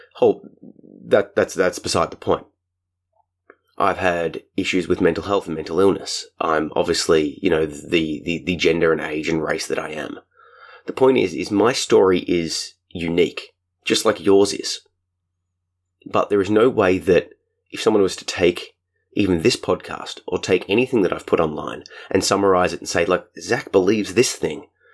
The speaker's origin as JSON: {"language": "English", "country": "Australia", "said": "my home country, Australia."}